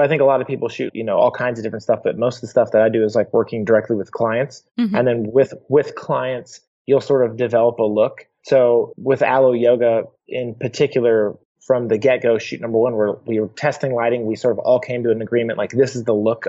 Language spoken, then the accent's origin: English; Portland, Oregon, United States; I grew up in Portland, Oregon